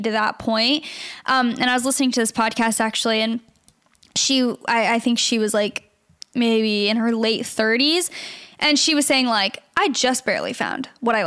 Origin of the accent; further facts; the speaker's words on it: Gilbert, Arizona, United States; now in Los Angeles, United States; I'm from Gilbert, really? Arizona